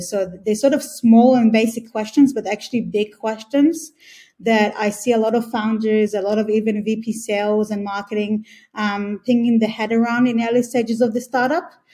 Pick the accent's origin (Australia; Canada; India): Australia; moved away as an adult; also born or lived in Israel; I was born in Israel, grew up in Australia, and been here for the past eight years or so